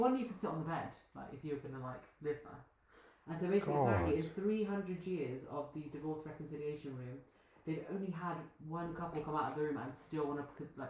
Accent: United Kingdom; now in Bulgaria; being a Brit

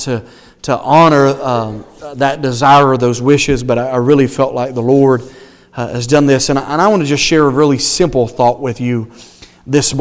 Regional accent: the South, United States; moved away; I'm from the South

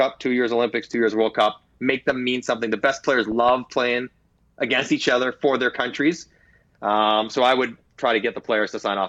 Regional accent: Canada; I'm Canadian, clearly.

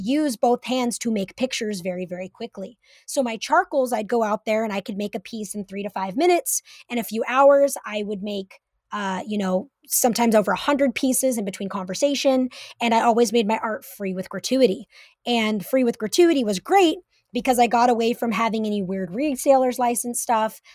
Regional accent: Humboldt County, California, United States; moved away as an adult; now in Seattle, United States; Growing up in Humboldt County

